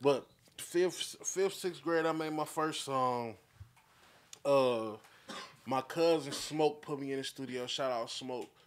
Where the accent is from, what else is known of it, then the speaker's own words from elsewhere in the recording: Flint, Michigan, United States; I'm from the north side. This is the north side right here. This the south of Flint